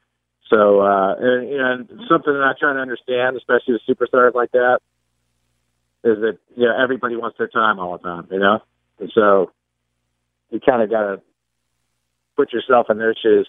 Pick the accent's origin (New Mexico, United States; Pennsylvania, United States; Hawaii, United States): Pennsylvania, United States; Pittsburgh; I grew up in Pittsburgh